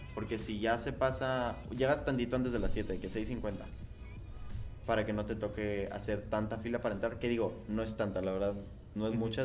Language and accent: Spanish; Mexico; nosotros que somos mexicanos